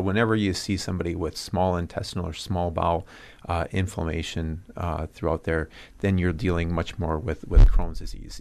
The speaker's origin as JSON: {"language": "English", "town": "Cudahy", "region": "Wisconsin", "country": "United States", "tie": "born or raised there", "also_born_or_lived": "Omaha, Nebraska / Arizona", "said": "I'm originally from Cudahy"}